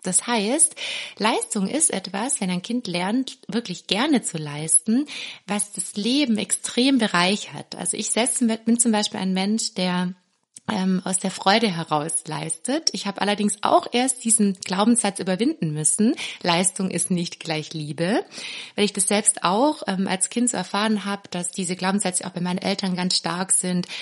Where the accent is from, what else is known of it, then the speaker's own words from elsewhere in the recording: Swabia, Germany; ich bin ja Schwäbin